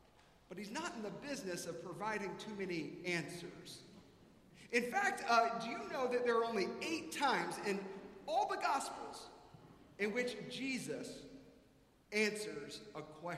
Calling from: Atlanta, Georgia, United States; moved away as an adult; I was visiting here from Atlanta

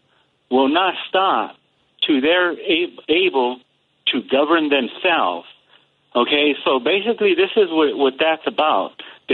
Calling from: North Carolina, United States; So calling from North Carolina

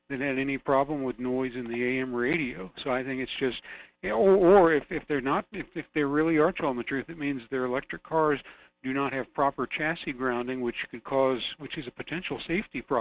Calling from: Fairbanks, Alaska, United States; It's Jason calling from Fairbanks.

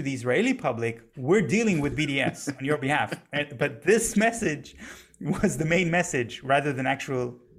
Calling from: Germany; I'm speaking from Germany right now.

